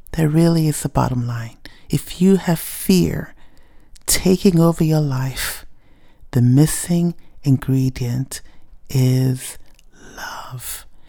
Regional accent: Ghana; first language Ewe; English is a second language; it was the first time I was singing in my native tongue, Ewe, and it just felt good to sing about the love of God in your native tongue.

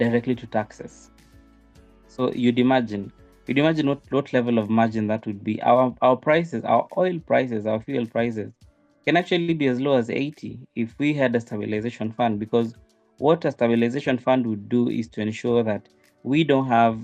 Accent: Kenya; As a Kenyan

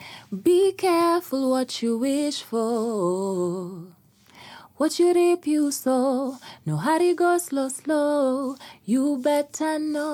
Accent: Kenya; As a Kenyan artist

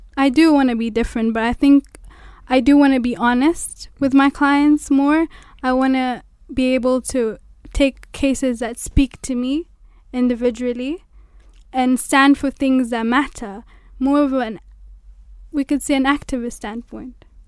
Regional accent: Mombasa, Mombasa County, Kenya; moved away as an adult; now in Nairobi, Kenya; I'm from Mombasa.

